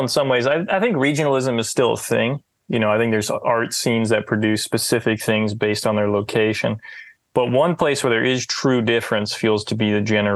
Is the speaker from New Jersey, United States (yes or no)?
yes; New Jersey, United States; I'm from a suburb of New Jersey.